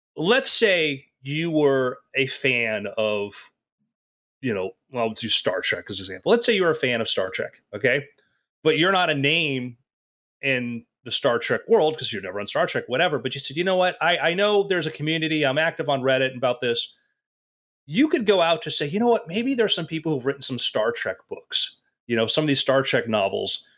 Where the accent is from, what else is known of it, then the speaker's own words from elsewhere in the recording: Oregon, United States; I grew up in Oregon